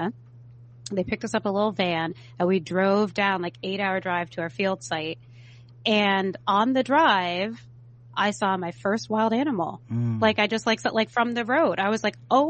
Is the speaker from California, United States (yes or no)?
yes; San Francisco, California, United States; So I was born in San Francisco, like, in the city. San Francisco doesn't have an inner city anymore, but it did in the 80s. And so that's where I'm from. And so I grew up in the inner city